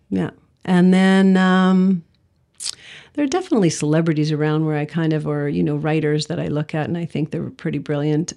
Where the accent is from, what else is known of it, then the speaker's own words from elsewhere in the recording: Sudbury, Ontario, Canada; moved away; I'm from Sudbury originally.